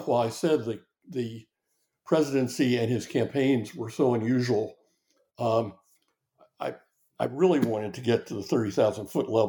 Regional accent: the North, United States; moved away; I'm from the North

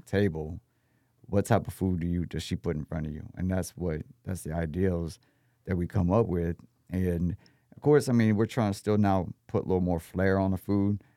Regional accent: Texas, United States; also born or lived in Austin, Texas / San Antonio, Texas; I'm from Texas.

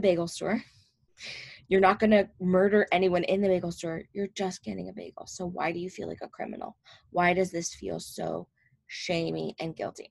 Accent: New Jersey, United States; I'm from North Jersey

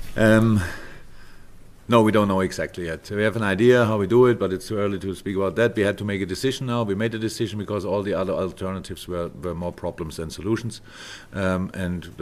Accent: Germany; moved away; I'm from Germany.

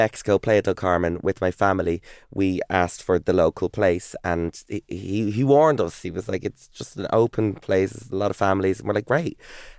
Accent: Ireland; also born or lived in Texas, United States; I'm Irish.

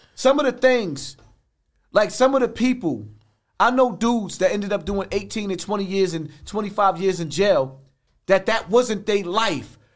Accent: New York City, New York, United States; from Bronx River

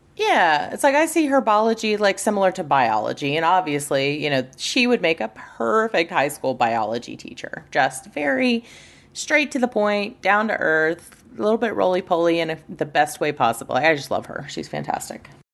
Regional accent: United States; I'm American

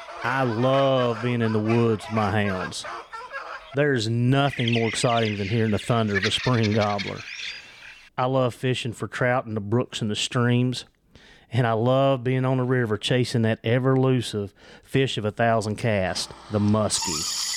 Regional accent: Virginia, United States; accent: Southwest Virginia; Yeah, it's my accent, I'm telling you. It's the Southwest Virginia.

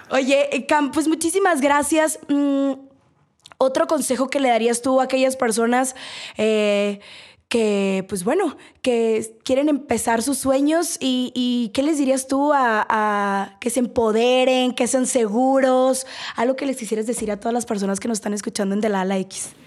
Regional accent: Sonora, Mexico; yo soy de Sonora

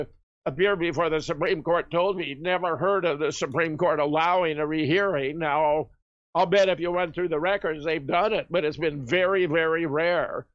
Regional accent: Pasadena, California, United States; also born or lived in Duluth, Minnesota; now in near Madison, United States; I was born in Pasadena and grew up in California

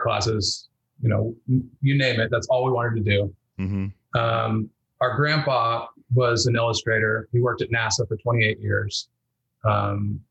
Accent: Elk Grove, California, United States; born or raised there; moved away as an adult; also born or lived in Bend, Oregon / Whittier, California; now in Seattle, United States

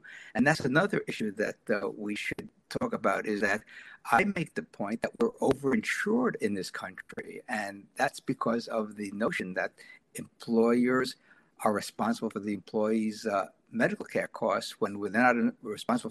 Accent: New York City, New York, United States; growing up in New York City back in the 1950s and 60s

